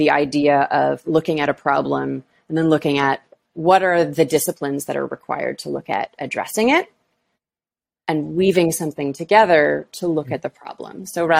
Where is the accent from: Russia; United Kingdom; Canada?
Canada; Toronto, Ontario; moved away as an adult; also born or lived in Halifax, Canada / Havana, Cuba / Paris, France / Nice, France; I'm originally from Toronto, where I live now.